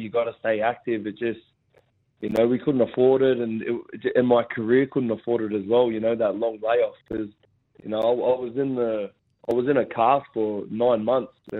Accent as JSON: {"language": "English", "town": "Gosford", "region": "New South Wales", "country": "Australia", "tie": "born or raised there", "said": "Gosford Stadium, my hometown in the Central Coast."}